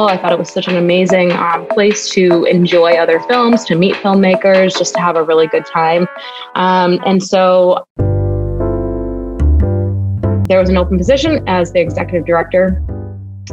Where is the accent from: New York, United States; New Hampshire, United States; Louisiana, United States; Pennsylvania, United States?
New Hampshire, United States; also born or lived in San Francisco; now in Chicago, United States; I'm from New Hampshire